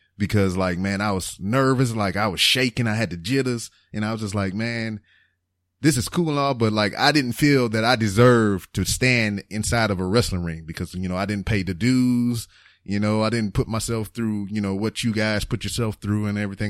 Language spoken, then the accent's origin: English; Lake Charles, Louisiana, United States; moved away as an adult; I left Lake Charles